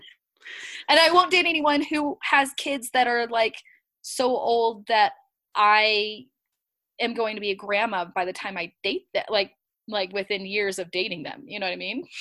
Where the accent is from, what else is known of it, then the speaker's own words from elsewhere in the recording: California, United States; now in Rexburg, United States; I'm from California, so the winters are really hard